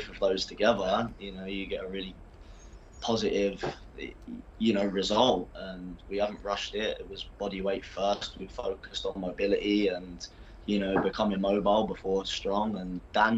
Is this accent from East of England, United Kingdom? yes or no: yes; Basildon, East of England, United Kingdom; now in Middlesbrough, United Kingdom; I'm from Essex, so like Basildon, that's where I was born.